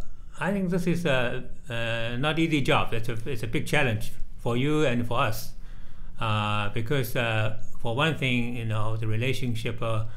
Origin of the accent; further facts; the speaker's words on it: Shanghai, China; English is a second language; moved away as an adult; also born or lived in Beijing / England / Washington, D.C.; I'm from Shanghai.